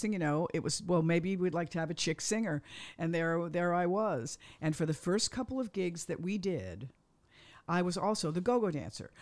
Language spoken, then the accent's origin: English; Cheshire, Connecticut, United States; also born or lived in Bronx, New York; I was born in the Bronx, and then we moved up to a town called Cheshire